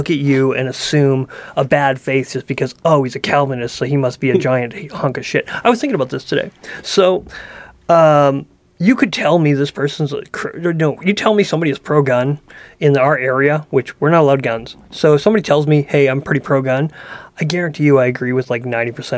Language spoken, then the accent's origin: English; Canada; I'm a Canadian